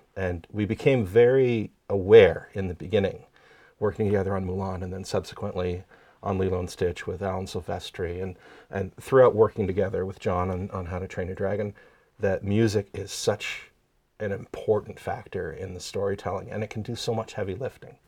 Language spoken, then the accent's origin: English; small town outside Ottawa, Quebec side, Canada; moved away; I grew up in Canada, in, uh, a small town just outside of Ottawa, on the Quebec side.